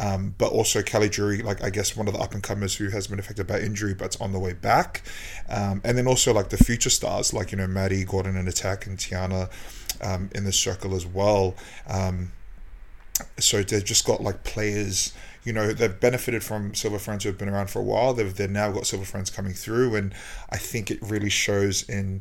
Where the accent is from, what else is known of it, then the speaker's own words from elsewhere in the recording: New Zealand; me being a Kiwi